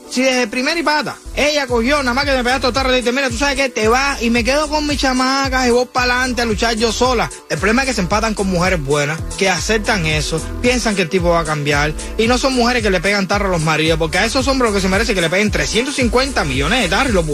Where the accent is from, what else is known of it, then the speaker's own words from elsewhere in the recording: Cuba; Yo soy cubano